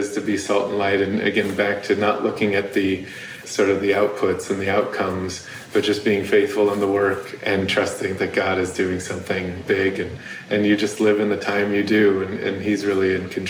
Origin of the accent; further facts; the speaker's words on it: California, United States; now in Chicago, United States; I'm from California